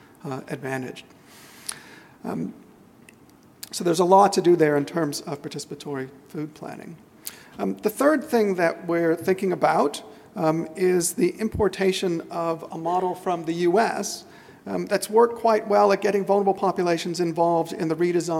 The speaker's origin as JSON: {"language": "English", "country": "United States", "moved": "yes", "lives_now": "Australia", "said": "I'm American"}